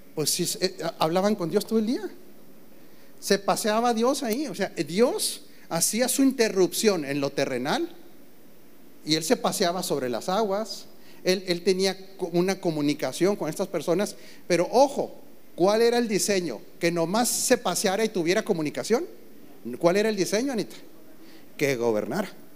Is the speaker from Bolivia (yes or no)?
no; Mexico; como mexicano